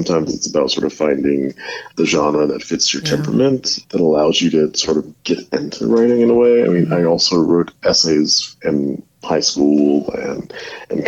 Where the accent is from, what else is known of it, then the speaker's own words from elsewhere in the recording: Milledgeville, Georgia, United States; moved away as an adult; also born or lived in Athens, Georgia / Houston, Texas / Bemidji, Minnesota / Bay Area, California; I'm from Milledgeville, Georgia, born and raised there